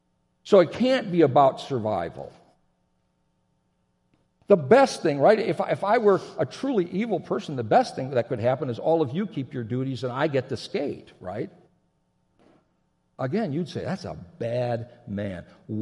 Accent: Japan; I grew up in Japan. My folks were missionaries. I spent most of my adolescence there. I graduated from high school there.

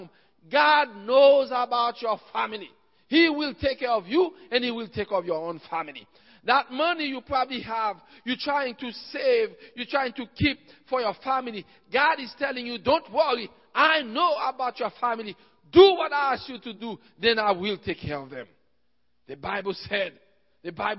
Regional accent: Haiti; I'm from Haiti

